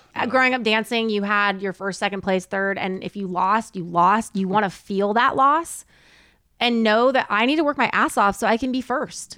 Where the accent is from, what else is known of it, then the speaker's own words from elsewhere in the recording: Southern California, United States; now in Texas, United States; I grew up in Southern California